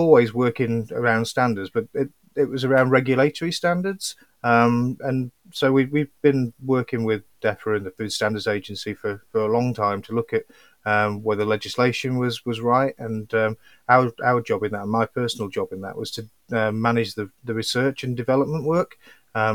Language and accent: English; Yorkshire and the Humber, United Kingdom; I'm from Yorkshire